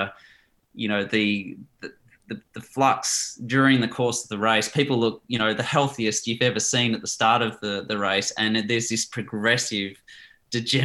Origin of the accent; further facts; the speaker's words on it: Australia; also born or lived in South Africa; although I've lived in Australia since I was five, I've got a Dutch passport. I've never resided in the Netherlands. I was born in South Africa